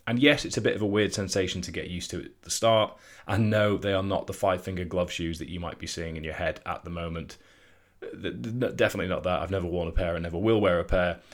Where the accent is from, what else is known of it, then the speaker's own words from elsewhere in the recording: Scotland, United Kingdom; I grew up in Scotland